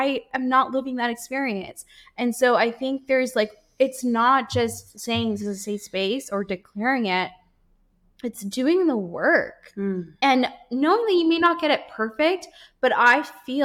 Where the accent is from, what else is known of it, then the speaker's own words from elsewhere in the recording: Guyana; I was born in Guyana.